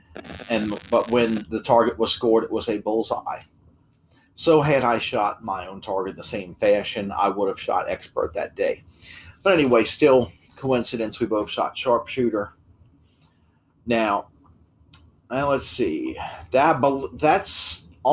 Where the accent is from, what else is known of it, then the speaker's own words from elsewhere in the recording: New Orleans, Louisiana, United States; we were both born in New Orleans